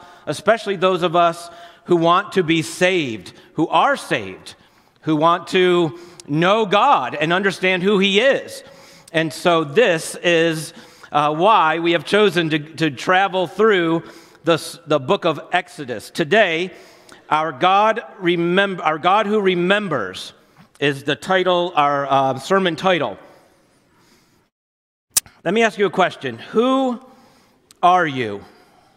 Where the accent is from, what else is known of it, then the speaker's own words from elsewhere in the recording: New Jersey, United States; I grew up in North Jersey